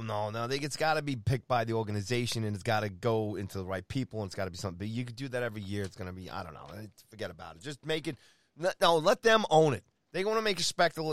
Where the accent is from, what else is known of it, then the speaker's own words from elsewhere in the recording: New York City, New York, United States; I was born in Jamaica, Queens.